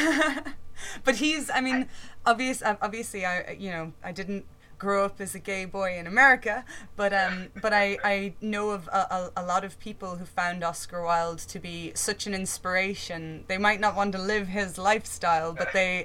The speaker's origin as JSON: {"language": "English", "country": "Ireland", "moved": "yes", "lives_now": "Leeds, United Kingdom", "said": "I'm actually Irish, living in Leeds"}